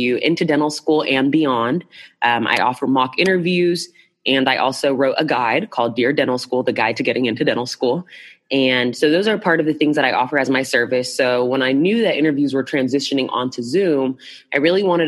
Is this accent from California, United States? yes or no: no; Dallas, Texas, United States; I'm from Dallas, Texas